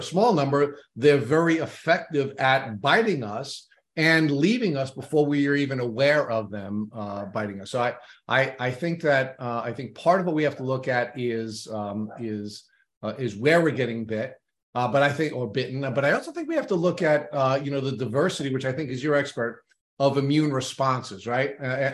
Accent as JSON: {"language": "English", "area": "Long Island", "region": "New York", "country": "United States", "tie": "born or raised there", "said": "I grew up on Long Island."}